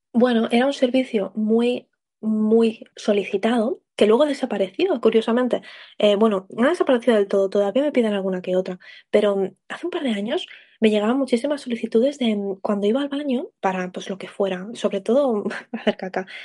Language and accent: Spanish; Spain; yo soy española